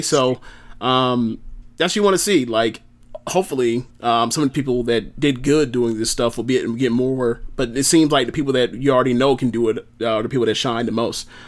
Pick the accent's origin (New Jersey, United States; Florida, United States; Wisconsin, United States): Florida, United States; Tampa; we're, we're from this area